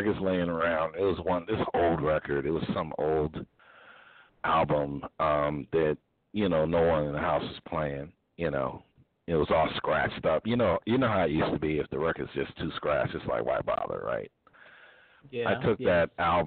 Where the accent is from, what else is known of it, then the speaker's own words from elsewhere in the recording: Hartford, Connecticut, United States; I actually did it in my hometown